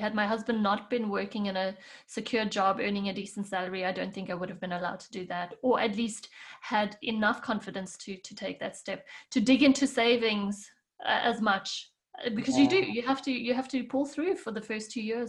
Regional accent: South Africa; moved away as an adult; now in Switzerland; when I moved from South Africa to Switzerland, and then my main role was raising kids and learning how to cook and clean and do all the things that I never really had to do in South Africa, I lost my way.

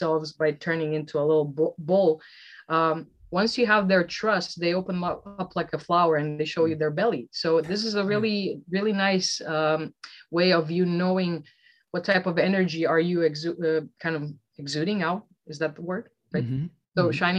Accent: Velika Gorica, Zagreb County, Croatia; my hometown of Velika Gorica is such a small, teeny tiny town

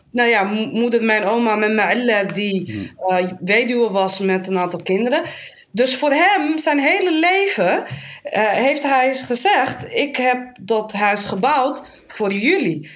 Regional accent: Amsterdam, North Holland, Netherlands; geboren in Amsterdam. Ik ben daar ook getogen, ben daar opgegroeid

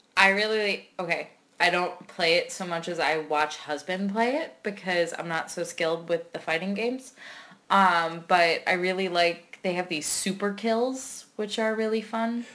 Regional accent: Philadelphia, Pennsylvania, United States; I'm your stereotypical Philly girl

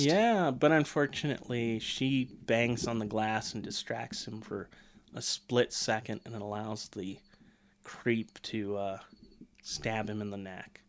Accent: United States; I am a red-blooded American

